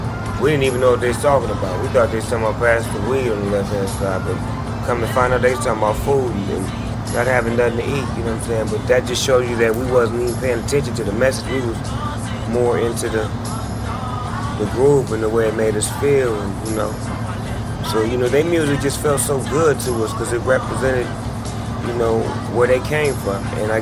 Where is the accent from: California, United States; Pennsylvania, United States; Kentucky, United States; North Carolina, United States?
California, United States; born or raised there